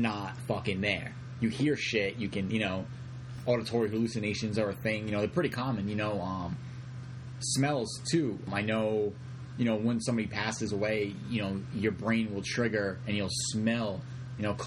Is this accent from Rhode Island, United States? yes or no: yes; Rhode Island, United States; we're all from Rhode Island